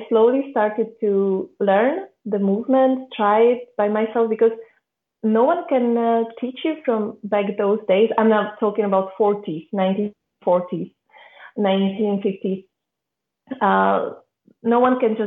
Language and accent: English; Czechia; I'm from the Czech Republic